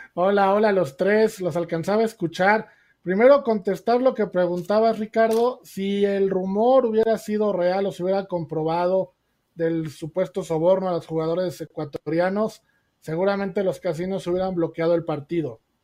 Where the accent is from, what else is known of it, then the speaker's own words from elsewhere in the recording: Mexico; Como mexicanos